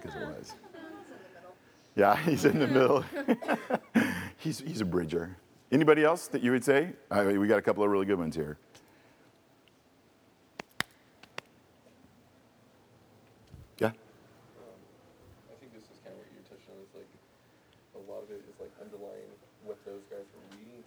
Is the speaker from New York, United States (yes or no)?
no; California, United States; I was born in California in 61